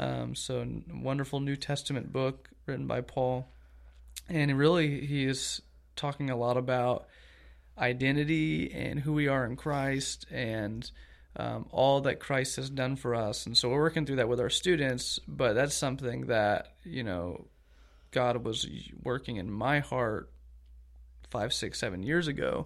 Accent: Augusta, Georgia, United States; moved away as an adult; also born or lived in Lynchburg, Virginia; now in Eustis, United States; grew up in Augusta, Georgia

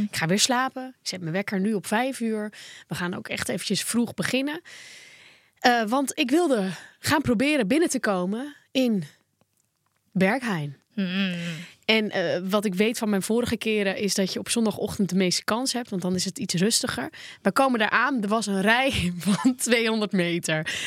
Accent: Volendam, North Holland, Netherlands; bij ons in Volendam

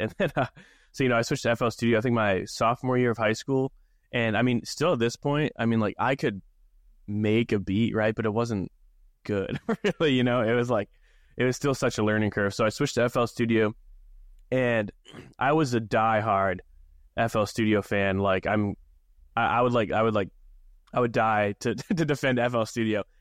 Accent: Maine, United States; growing up in Maine, small town

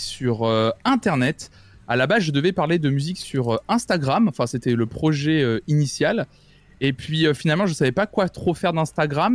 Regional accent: Tours, Centre-Val de Loire, France; je suis né, j'ai grandi à Tours, dans ma, dans, ma, campagne

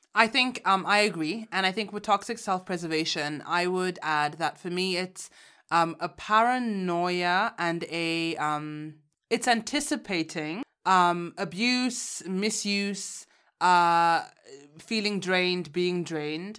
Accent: Uganda; moved away; I took a trip back home. I'm from Uganda

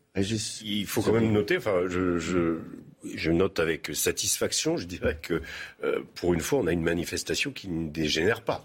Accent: Toulon, Provence-Alpes-Côte d'Azur, France; je suis né à Toulon, qui est pas très loin

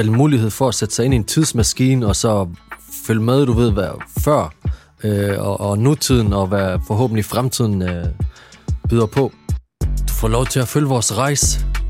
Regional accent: Aarhus, Central Denmark Region, Denmark; Jeg er vokset op i Gellerup Parken.

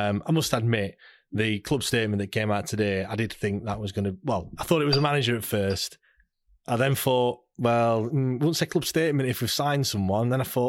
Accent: South West England, United Kingdom; Well, I came from Cornwall

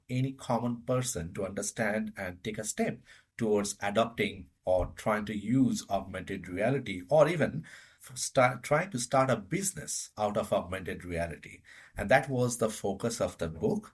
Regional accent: India; moved away as an adult; now in Denmark; I was born and brought up in India and living in Denmark for the last close to 8.5 years

